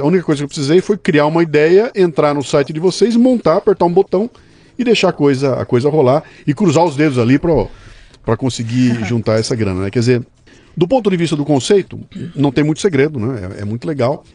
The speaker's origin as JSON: {"language": "Portuguese", "town": "Bauru", "region": "São Paulo", "country": "Brazil", "moved": "as an adult", "lives_now": "São Paulo, Brazil", "said": "Eu, eu sou de Bauru. Vim para cá com 18 anos de idade"}